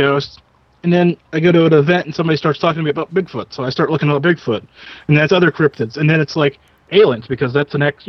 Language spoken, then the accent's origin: English; Western Pennsylvania, United States; I'm from Western Pennsylvania, if you people were wondering where the accent's from